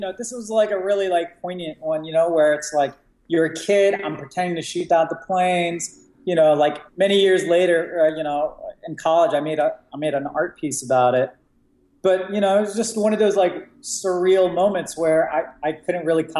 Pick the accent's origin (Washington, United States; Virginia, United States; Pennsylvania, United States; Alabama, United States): Virginia, United States; also born or lived in Iraq; the first year we moved to America. I grew up in Virginia, right outside of DC.